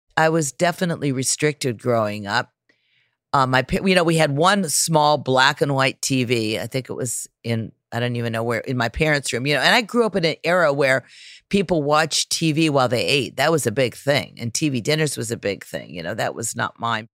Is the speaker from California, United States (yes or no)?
yes; California, United States; growing up in California